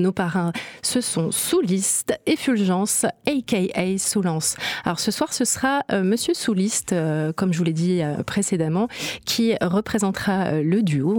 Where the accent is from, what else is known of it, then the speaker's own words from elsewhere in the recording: Marseille, Provence-Alpes-Côte d'Azur, France; par chez nous à Marseille